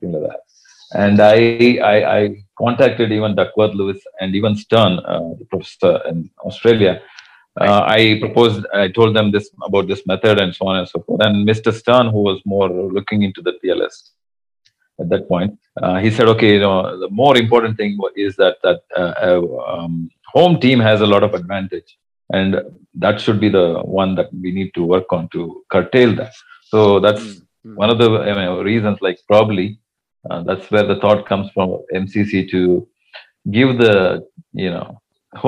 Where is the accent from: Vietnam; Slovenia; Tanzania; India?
India; Bangalore, Karnataka; I'm from Bangalore